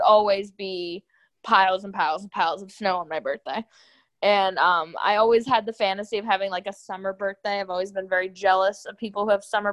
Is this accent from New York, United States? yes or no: yes; upstate New York, United States; now in Knoxville, United States; I miss upstate New York sometimes. I will never move back to my hometown ever.